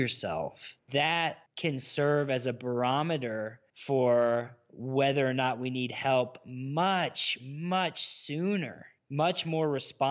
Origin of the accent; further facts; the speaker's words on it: the South, United States; growing up in the South